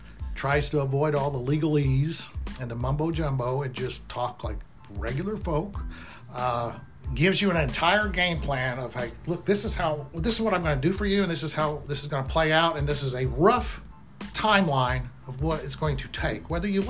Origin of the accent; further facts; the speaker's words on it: Midwest, United States; We grew up in the Midwest. We went to schools in the Midwest. We're not from other states.